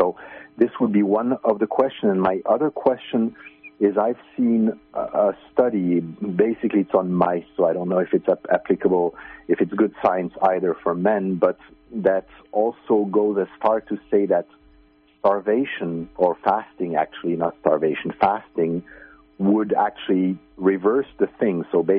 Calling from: Finland; I'm calling from Finland.

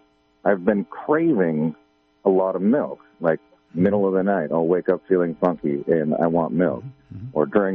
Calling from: Garberville, California, United States; Hey, I'm right here in Garberville, and I'll make this as quick as possible.

